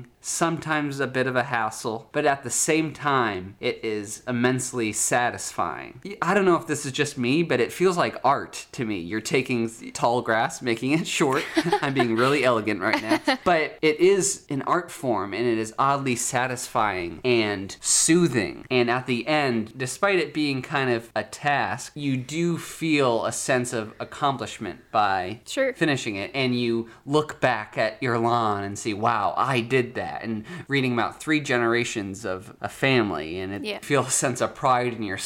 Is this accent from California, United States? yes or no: no; Massachusetts, United States; I'm from Massachusetts